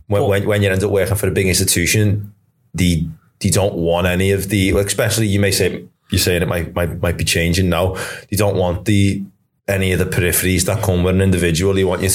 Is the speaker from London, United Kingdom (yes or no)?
no; Liverpool, North West England, United Kingdom; accent: Scouse; I'm from Crocky.